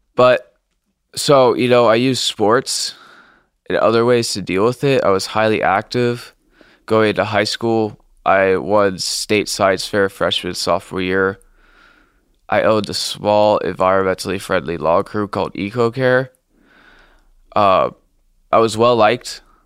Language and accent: English; Blue Ash, Ohio, United States; I grew up in Blue Ash, a nice suburb of Sid Study, Ohio